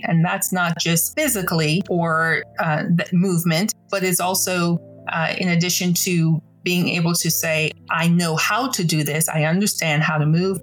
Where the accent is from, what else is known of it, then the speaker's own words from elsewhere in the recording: Nassau, New Providence, Bahamas; now in United States; I'm originally from Nassau, Bahamas